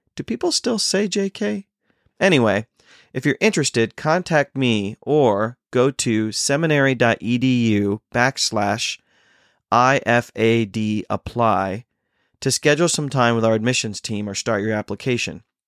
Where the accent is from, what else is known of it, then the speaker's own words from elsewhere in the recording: India; As rebellious as an Indian can be